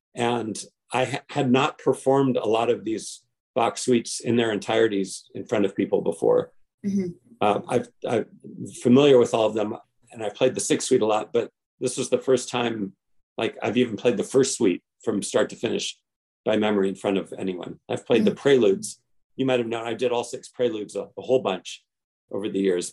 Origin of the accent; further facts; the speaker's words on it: Hawaii, United States; I was born and raised in Hawaii